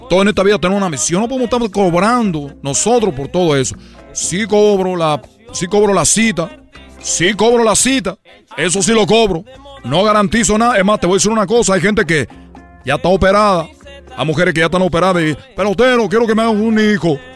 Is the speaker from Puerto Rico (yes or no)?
no; Cuba; moved away; Yo salí de Cuba con una misión. Y la misión que yo salí de Cuba, dije, muchos mexicanos le gusta el béisbol